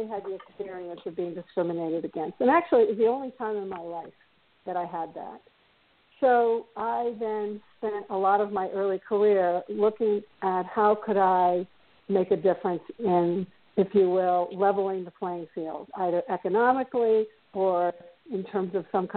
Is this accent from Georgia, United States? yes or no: no; New York City, New York, United States; I grew up in New York City, Park Avenue girl, private schools the whole way